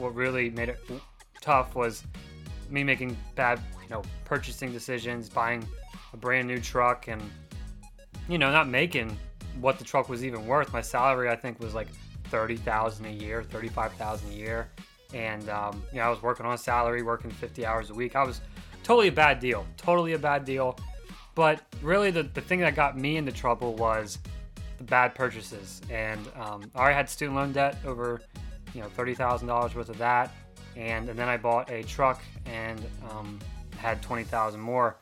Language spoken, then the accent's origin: English; Pennsylvania, United States; I grew up in Pennsylvania